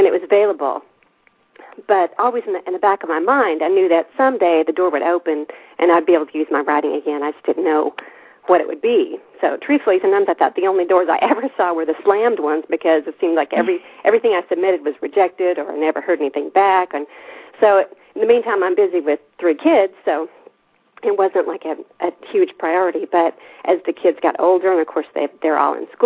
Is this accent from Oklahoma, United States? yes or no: yes; Altus, Oklahoma, United States; moved away as an adult; now in Germany; worked for my hometown paper in Altus